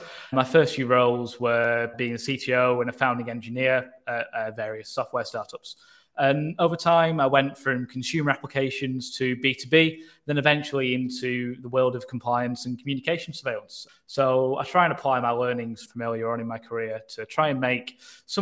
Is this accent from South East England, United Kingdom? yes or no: no; Manchester, North West England, United Kingdom; I'm actually from Manchester in England rather than from America